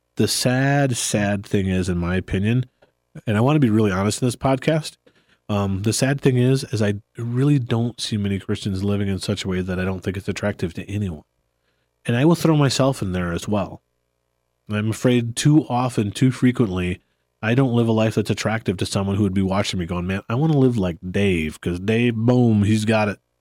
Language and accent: English; United States; I love being an American